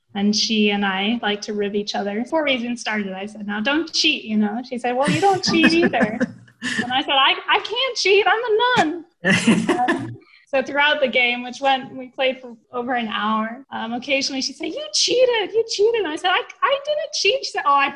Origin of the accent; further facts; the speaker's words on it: Oregon, United States; moved away as an adult; also born or lived in Tennessee / Indiana; now in Chicago, United States; I also went back home to my home state of Oregon to teach for a couple of years. So that's where I originally hail from